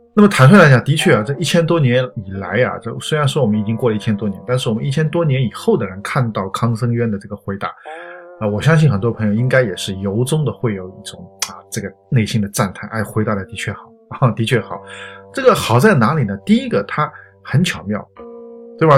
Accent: China; 我们中国人

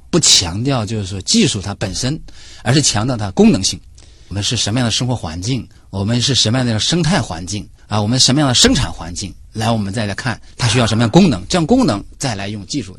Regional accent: China; 因为我们中国人啊，一直是天人合一

